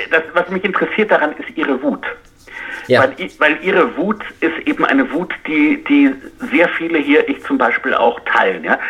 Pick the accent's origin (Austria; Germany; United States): United States; als Amerikaner